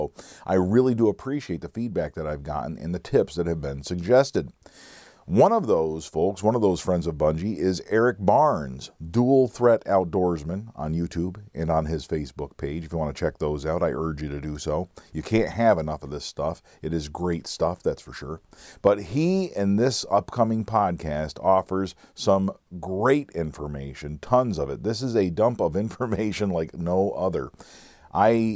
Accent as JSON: {"language": "English", "region": "Pennsylvania", "country": "United States", "said": "We, from Pennsylvania folks, lots of times refer to ourselves as what county we're from."}